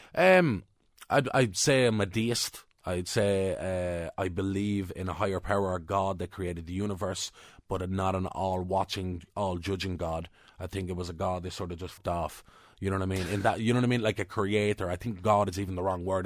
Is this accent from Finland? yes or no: no; Ireland